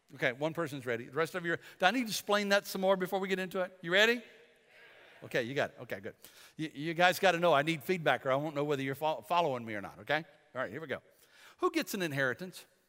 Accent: Bladenboro, North Carolina, United States; We're from Bladenboro, Bladen County

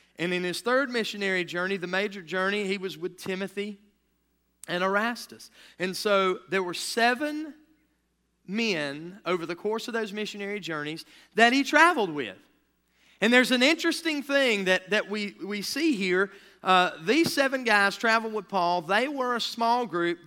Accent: United States; we as American citizens

